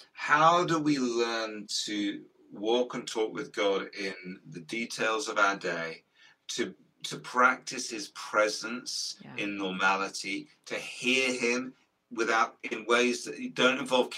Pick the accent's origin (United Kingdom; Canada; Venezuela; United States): United Kingdom; Guildford, Isle of Wight, South East England; also born or lived in Portsmouth; We're on the South Coast. We combine, you know, Sammy and I live half our lives on a riverboat. On a riverboat. Yeah, I read that. Yeah, in Guildford, just outside London. And then the other half on this island called the Isle of Wight. And it's just off the south coast of England.